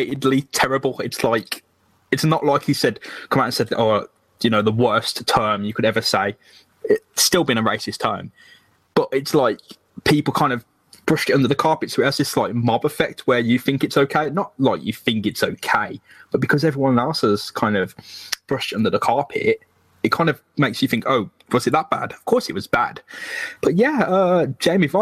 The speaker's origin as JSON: {"language": "English", "town": "Birmingham", "region": "West Midlands", "country": "United Kingdom", "tie": "born or raised there", "said": "growing up in Birmingham"}